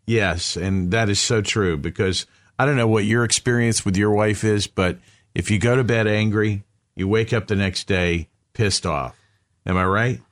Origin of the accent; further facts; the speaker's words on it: the South, United States; I grew up in the South.